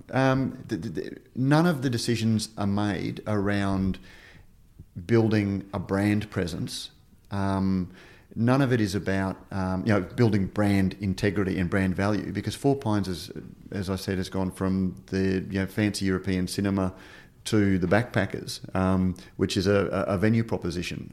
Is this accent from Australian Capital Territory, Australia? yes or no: no; Queensland, Australia; I'm from Queensland, Queensland